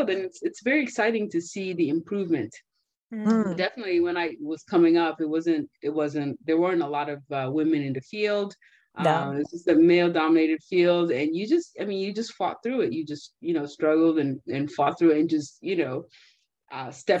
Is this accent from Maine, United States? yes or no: no; California, United States; also born or lived in Nigeria / Boston; I grew up in California, but I went to school on the East Coast